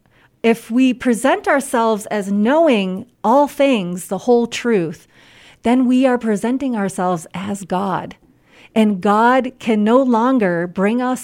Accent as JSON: {"language": "English", "country": "United States", "said": "I am so deeply American in my thinking and in my ways of being"}